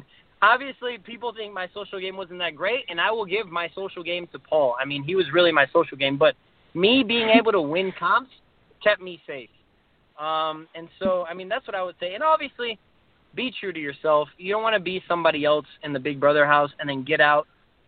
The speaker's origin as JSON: {"language": "English", "town": "Slidell", "region": "Louisiana", "country": "United States", "said": "I'm literally nobody from Slidell"}